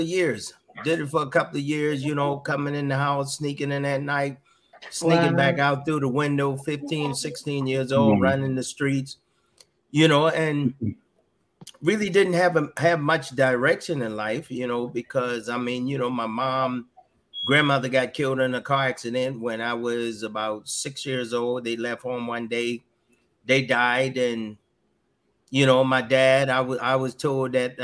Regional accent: Georgetown, South Carolina, United States; moved away as an adult; I grew up in South Carolina, Georgetown

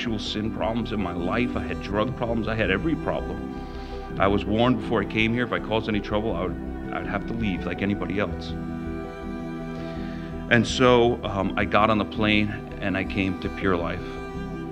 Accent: Long Island, New York, United States; I grew up in Long Island, and I was raised in the church

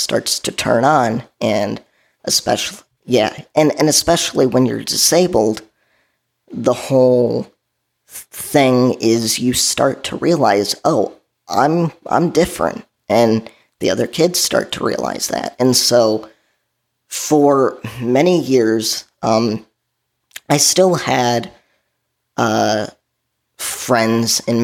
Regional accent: southwest suburbs of Chicago, Illinois, United States; So I grew up in the Chicagoland area. I grew up in the southwest suburbs of Chicago

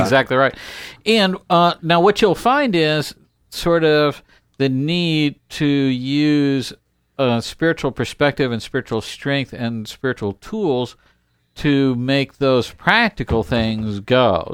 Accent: United States; we are American

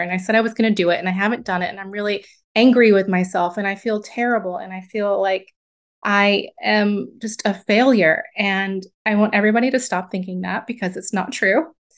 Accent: the South of the United States, United States; moved away as an adult; also born or lived in upstate New York; I grew up in the South of the United States

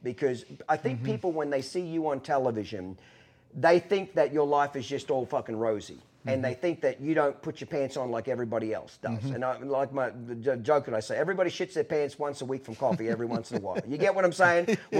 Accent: Australia; now in United States; Me being, you know, basically an immigrant, I came here as an Australian. I'm a citizen now.

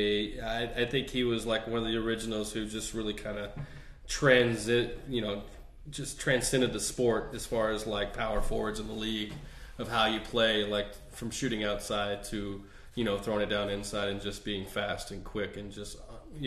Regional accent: Texas, United States; accent: Texas; moved away; I'm from Texas

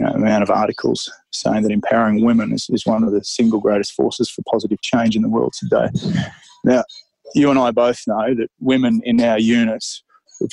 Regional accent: Australia; I'm an Aussie

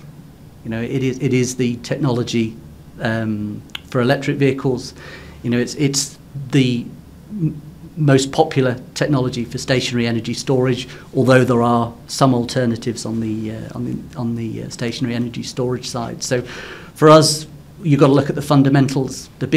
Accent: Cornwall, South West England, United Kingdom; I'm Cornish. So in the UK, I live in the mining district in Cornwall.

